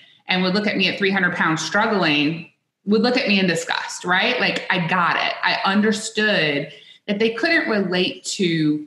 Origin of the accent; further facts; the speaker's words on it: South Louisiana, United States; I grew up in South Louisiana, which I still to this day believe is the best food in the world.